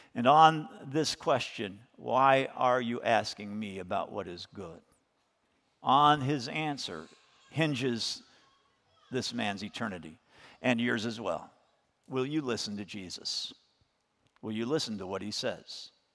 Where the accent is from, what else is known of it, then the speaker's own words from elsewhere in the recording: United States; as American Christians